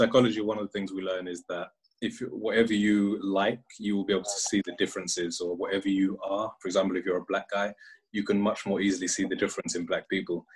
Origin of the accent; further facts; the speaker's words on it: United Kingdom; I would always say the UK